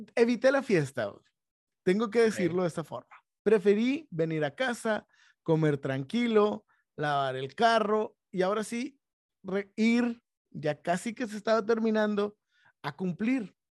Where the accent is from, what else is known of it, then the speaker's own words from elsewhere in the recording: Monterrey, Nuevo León, Mexico; en un ámbito en donde crecimos, aquí en Monterrey